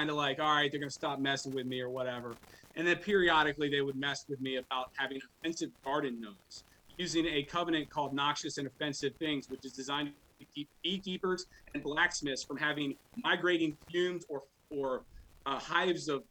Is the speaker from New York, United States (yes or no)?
no; Montgomery County, Maryland, United States; now in Frederick County, Maryland, United States; I'm from Montgomery County